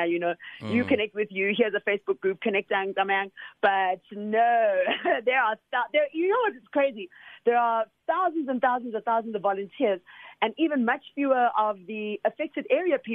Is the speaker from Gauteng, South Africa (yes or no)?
yes; Soweto, Gauteng, South Africa; I'm a child from originally from Soweto